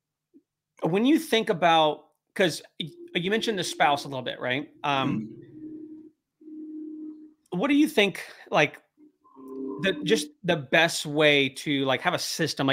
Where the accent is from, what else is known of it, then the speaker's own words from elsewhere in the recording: California, United States; moved away; we're from California